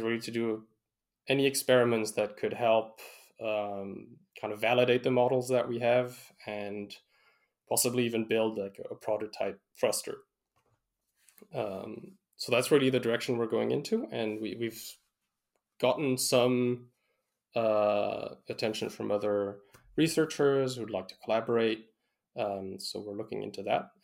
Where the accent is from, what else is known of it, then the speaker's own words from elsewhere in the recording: Canada; we're Canadian